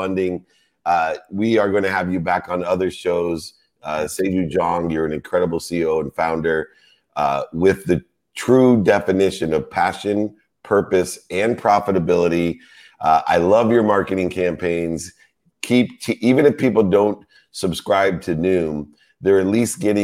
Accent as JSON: {"language": "English", "town": "Akron", "region": "Ohio", "country": "United States", "tie": "born or raised there", "said": "I am from Akron, Ohio"}